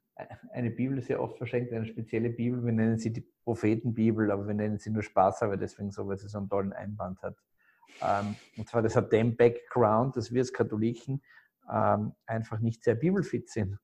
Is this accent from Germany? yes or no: no; Graz, Styria, Austria; moved away; also born or lived in Salzburg; ich komme komm, äh, aus Graz eigentlich, aus einem Süden von Österreich